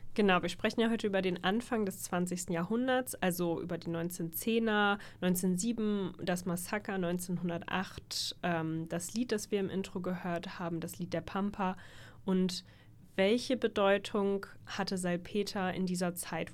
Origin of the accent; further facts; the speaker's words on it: Germany; für uns als Deutsche